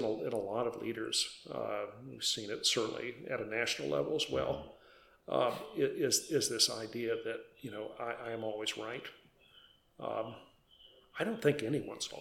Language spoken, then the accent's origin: English; Wisconsin, United States; I was an old Green Bay Packer fan since I grew up in Wisconsin